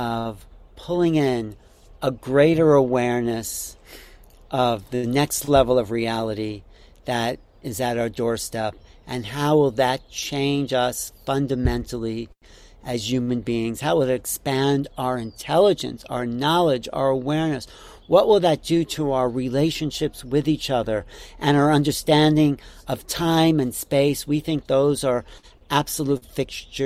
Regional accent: Wantagh, New York, United States; I grew up in Wanto

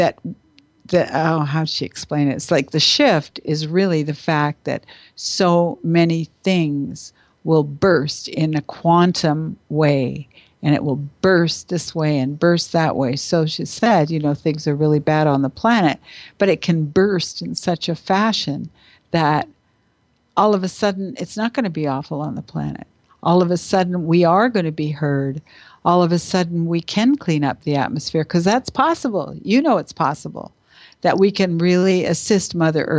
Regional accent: Canada; I'm not American, I'm Canadian

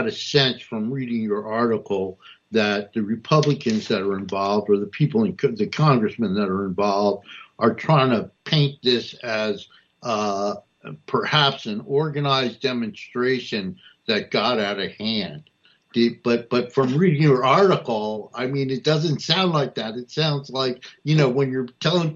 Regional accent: Newark, New Jersey, United States; I was born and raised in Newark

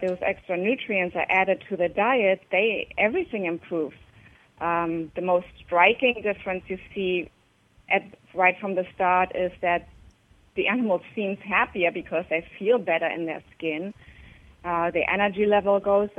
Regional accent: Germany; moved away; I grew up in Germany

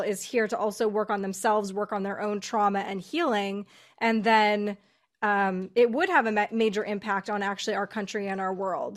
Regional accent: United States; we're all American

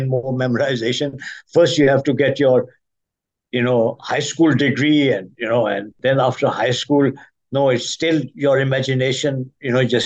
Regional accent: Pakistan; now in Washington, United States; I'm originally from Pakistan

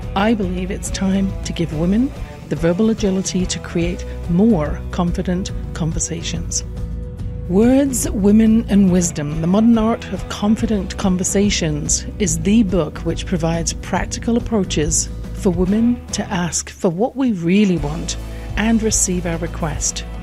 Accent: England, United Kingdom; born or raised there

